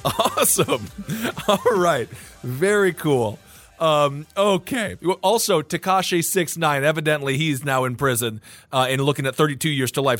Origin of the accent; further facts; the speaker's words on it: Wisconsin, United States; growing up in Wisconsin